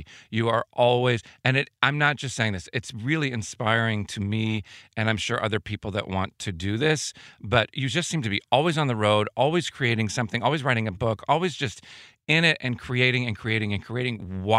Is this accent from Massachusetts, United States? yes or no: no; Chicago, Illinois, United States; That's my hometown.